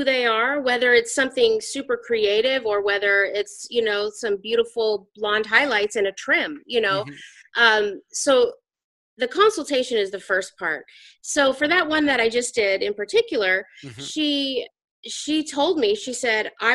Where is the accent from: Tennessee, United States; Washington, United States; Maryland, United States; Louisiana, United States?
Washington, United States; Spokane; I grew up in Washington State, and I grew up in Spokane, Washington.